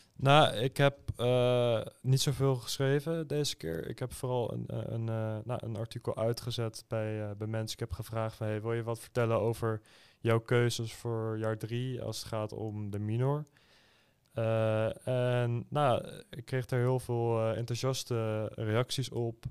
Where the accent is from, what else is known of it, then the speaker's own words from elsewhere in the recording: Schiedam, South Holland, Netherlands; Ik kom zelf uit Schiedam